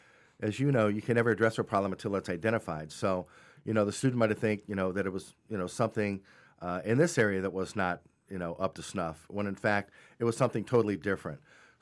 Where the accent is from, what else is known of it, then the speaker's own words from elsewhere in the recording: Cleveland, Ohio, United States; I'm from Cleveland.